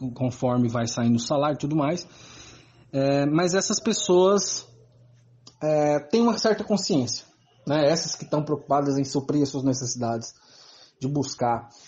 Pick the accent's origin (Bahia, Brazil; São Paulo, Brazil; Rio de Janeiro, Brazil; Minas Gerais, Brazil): Bahia, Brazil; Salvador; sou de Salvador